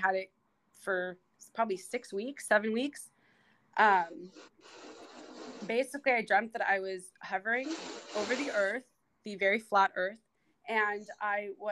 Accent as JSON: {"language": "English", "town": "Los Angeles", "region": "California", "country": "United States", "tie": "born or raised there", "said": "I lived in LA, I was born and raised in the San Fernando Valley"}